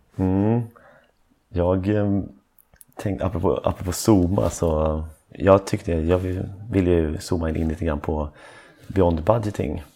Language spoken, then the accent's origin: Swedish; Stockholm, Stockholm County, Sweden; jag är från Stockholm. Och då är man en äkta stockholmare.